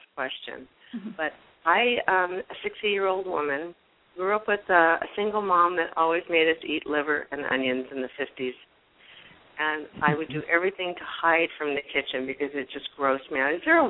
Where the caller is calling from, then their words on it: Kauai, Hawaii, United States; from Kauai.